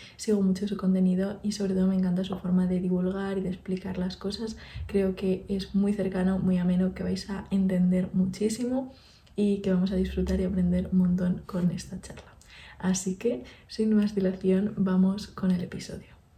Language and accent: Spanish; Málaga, Andalusia, Spain; also born or lived in Ciudad Real; now in Pamplona, Spain; yo que soy de Málaga lo he vivido allí